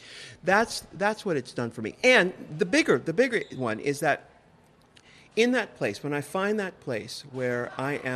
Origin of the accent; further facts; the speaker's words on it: San Diego, California, United States; I'm from California, too. I'm from San Diego. So there's this vernacular that I grew up